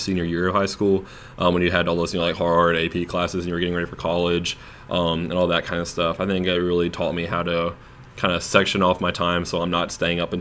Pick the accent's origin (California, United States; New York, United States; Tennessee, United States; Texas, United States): Tennessee, United States; Germantown; moved away as an adult; also born or lived in Cordova, Tennessee; I pretty much grew up all in one house in Germantown and went to all my elementary, middle school, and high school were all within 1 mile of my house